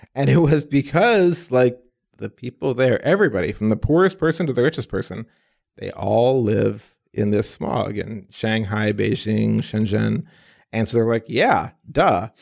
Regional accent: Midwest, United States; also born or lived in Egypt; I'm an immigrant kid, born in Egypt, age of three, came to the U S. My folks, exchange students, grew up about as American as American can be. Midwest boy, cornfields, U

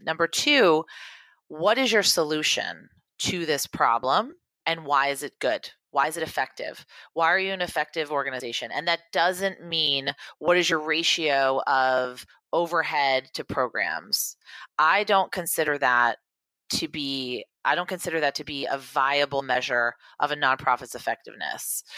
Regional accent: Beverly, Massachusetts, United States; Beverly, Massachusetts, which is where I'm from.

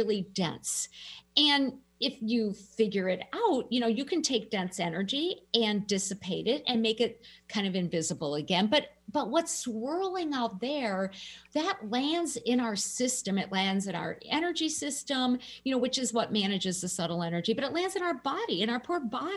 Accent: Minnesota, United States; I'm a Minnesotan

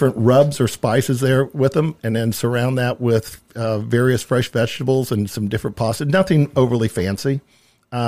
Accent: Middletown, Indiana, United States; we come from Middletown, east of Anderson

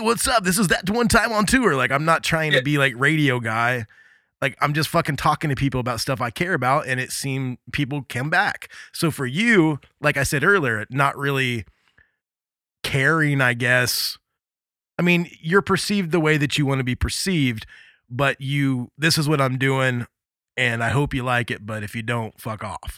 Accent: Midwest, United States; also born or lived in Indiana; I grew up in the Midwest

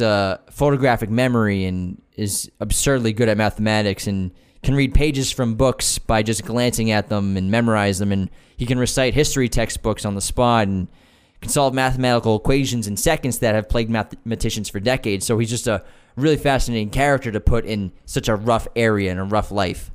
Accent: Boston, Massachusetts, United States; moved away as an adult; now in Los Angeles, United States; we grew up in Boston and we didn't have much

